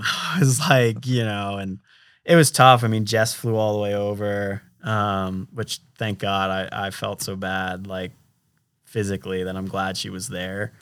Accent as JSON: {"language": "English", "country": "United States", "said": "I'm an American"}